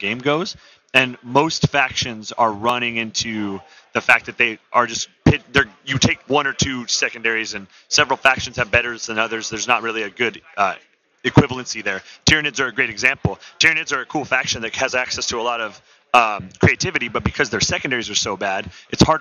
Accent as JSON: {"language": "English", "town": "San Diego", "region": "California", "country": "United States", "said": "I'm from San Diego, California."}